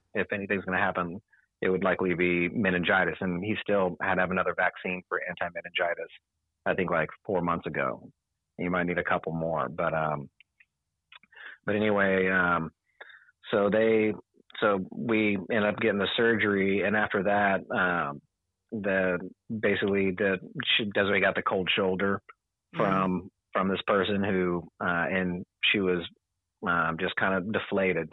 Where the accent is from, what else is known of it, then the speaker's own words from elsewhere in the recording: San Antonio, Texas, United States; I'm from San Antonio. I went to school at Winston Churchill High School